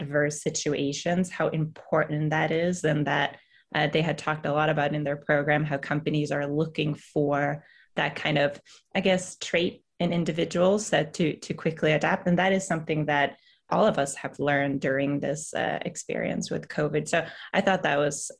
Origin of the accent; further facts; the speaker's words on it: Sweden; now in United States; as a Swede coming to the US